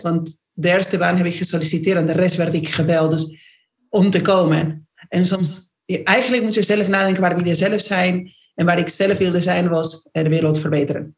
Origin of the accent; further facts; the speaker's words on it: Argentina; accent: Argentine; Dutch is a second language; moved away as an adult; now in Netherlands; ik ben Argentijns, dus hoor je gelijk aan mijn accent.